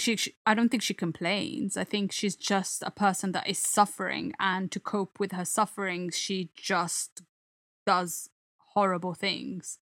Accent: Italy; now in England; the comedy I grew up with in Italy

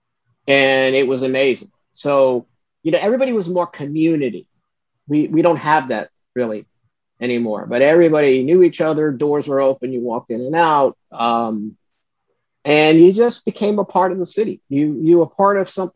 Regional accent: Brooklyn, New York, United States; growing up in Brooklyn was fun

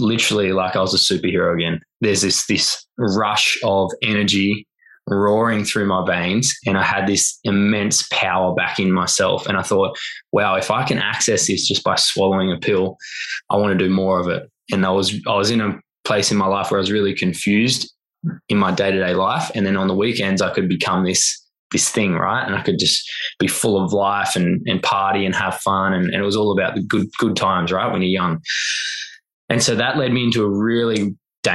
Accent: Noosa, Queensland, Australia; also born or lived in Melbourne; I moved myself away from Noosa, which is my hometown where all my mates were

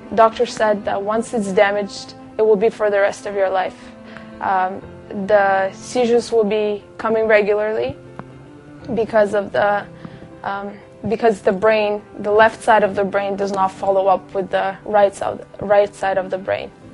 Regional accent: Kazakhstan; moved away; I came from Kazakhstan. My mom and my dad are Russian Jew, and uh, I grew up in the country where Muslims and Orthodox are the biggest religions there

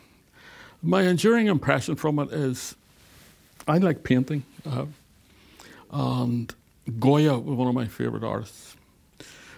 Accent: Belfast, Northern Ireland, United Kingdom; moved away as an adult; also born or lived in Beirut, Lebanon; From East Belfast, the Harvard of the Middle East

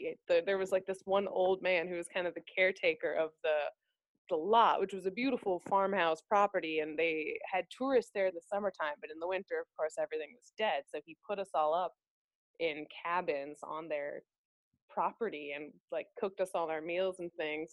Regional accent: Minnesota, United States; moved away; I was from Minnesota

